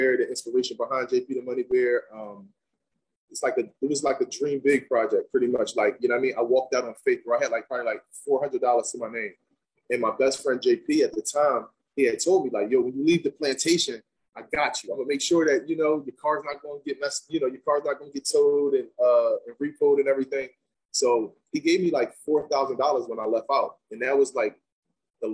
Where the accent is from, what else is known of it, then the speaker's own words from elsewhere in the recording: Philadelphia, Pennsylvania, United States; I'm from Philadelphia as well